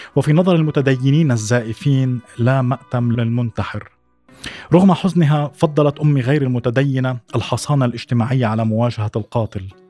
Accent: Suwayda, As-Suwayda Governorate, Syria; moved away as an adult; also born or lived in Damascus; انتقلت من السويداء إلى دمشق ليس فقط للدراسة وإنما للابتعاد عن البيئة التي ربيت فيها

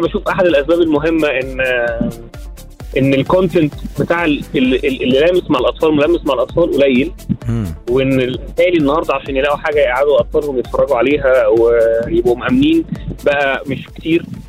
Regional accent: Port Said, Port Said Governorate, Egypt; born or raised there; moved away as an adult; also born or lived in France; now in Cairo, Egypt

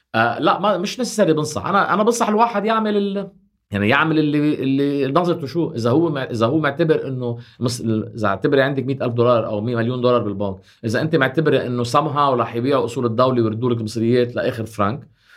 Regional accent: Lebanon; نحن كلبنانيين

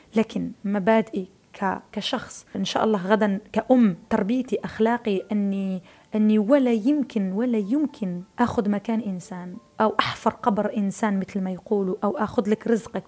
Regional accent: Algeria

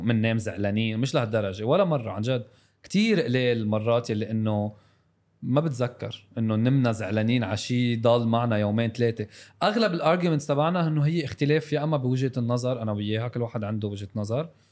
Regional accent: South Lebanon, Lebanon; انا من الجنوب

